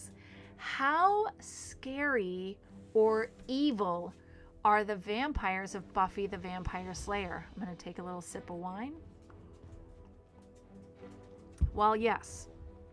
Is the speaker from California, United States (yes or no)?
no; Manassas, Virginia, United States; I was raised in Manassas, Virginia, where the Civil War is sort of shoved down your throat